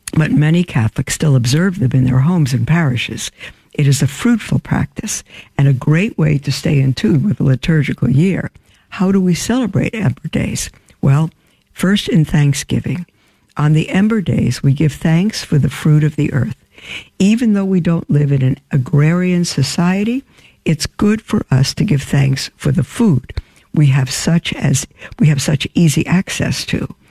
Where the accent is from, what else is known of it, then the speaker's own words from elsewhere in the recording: New York City, New York, United States; now in Winnsboro, United States; I grew up in Brooklyn, brick in Brooklyn